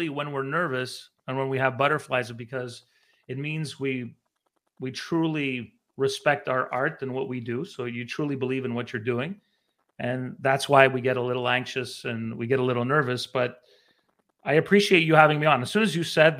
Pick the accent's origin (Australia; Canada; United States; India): Canada; Montreal, Quebec; moved away as an adult; also born or lived in Vancouver; I remember growing up in Montreal. I grew up near the Olympic Stadium in Rosemont